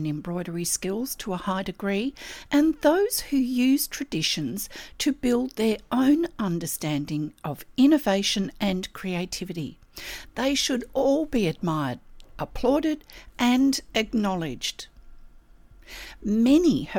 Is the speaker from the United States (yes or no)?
no; Australia; I'm an Australian textile artist